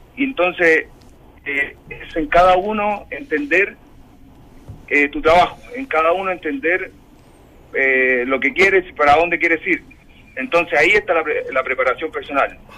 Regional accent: Chile; como deportistas chilenos

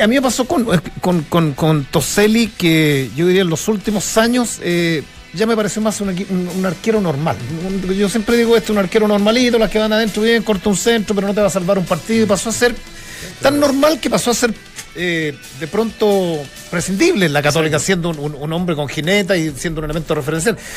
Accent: Chile

